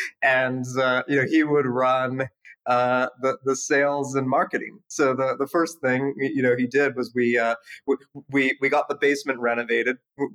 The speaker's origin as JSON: {"language": "English", "country": "Canada", "tie": "born or raised there", "said": "I mean, Canada was incredible. My parents moved there in the 80s, you know, during the Civil War, and they just wanted me to have access to a good education. So, you know, just like every good Canadian kid, I played ice hockey growing up"}